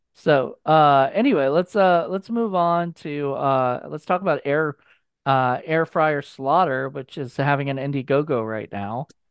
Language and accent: English; Virginia, United States; my hometown in Vir, in Virginia